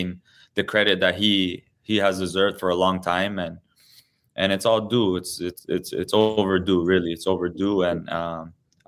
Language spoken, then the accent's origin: English; Toronto, Ontario, Canada; I've been truly blessed to play my whole career in my hometown